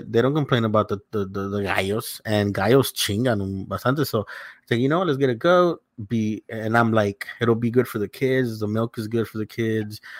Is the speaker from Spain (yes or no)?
no; El Salvador; moved away; I grew up in Salvador for a little bit